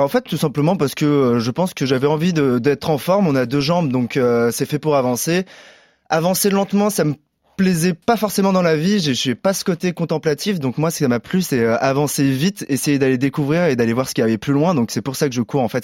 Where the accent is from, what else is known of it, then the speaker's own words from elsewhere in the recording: Paris, Île-de-France, France; en tant que Parisien